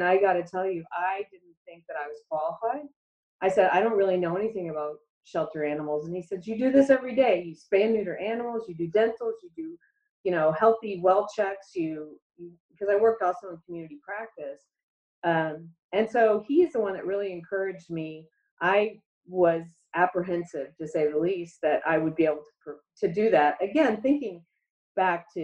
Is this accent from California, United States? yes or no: no; Orlando, Florida, United States; I grew up in Orlando